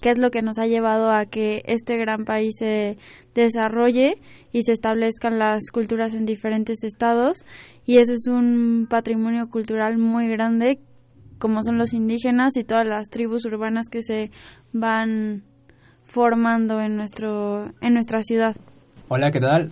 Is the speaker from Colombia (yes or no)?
no; Mexico